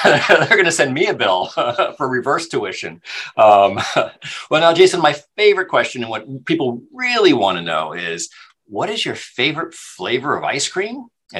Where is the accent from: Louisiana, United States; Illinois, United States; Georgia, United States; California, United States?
California, United States; I'm a Californian.